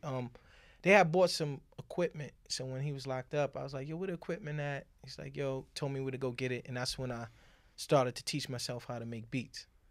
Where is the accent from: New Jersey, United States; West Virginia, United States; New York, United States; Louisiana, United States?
New York, United States; New York City; I grew up on Manhattan Avenue and Lenox Avenue